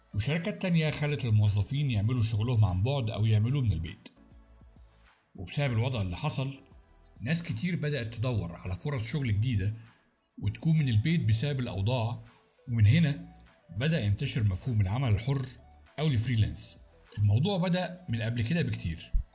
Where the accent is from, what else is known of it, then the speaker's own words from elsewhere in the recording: Egypt; أنا شخص مصري